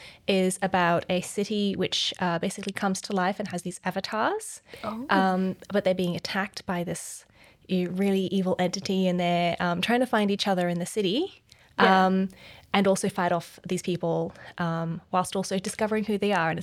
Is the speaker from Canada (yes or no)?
no; Hong Kong; I grew up in Hong Kong, so it was really cool to see that.